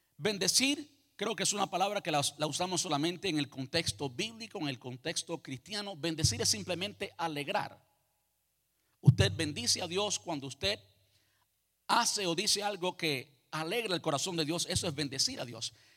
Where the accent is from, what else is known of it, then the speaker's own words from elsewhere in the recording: Cuba; moved away; Yo nací en Cuba, me crié en Cuba